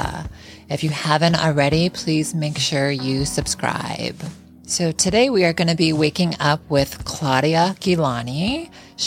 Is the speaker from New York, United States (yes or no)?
no; Chicago, Illinois, United States; we were both born and raised in Chicago.